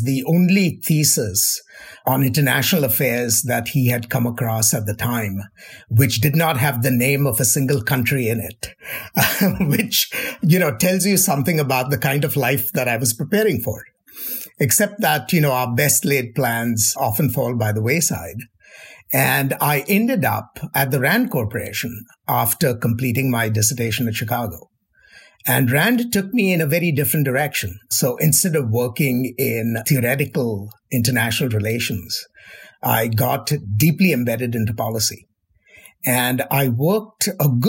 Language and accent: English; India; now in United States; I grew up in India